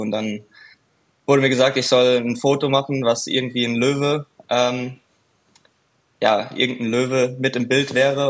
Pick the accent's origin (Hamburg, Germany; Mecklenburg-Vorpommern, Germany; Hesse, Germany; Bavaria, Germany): Hesse, Germany; Frankfurt; Frankfurt ist ja ist ja meine Heimat, ich bin ja von dort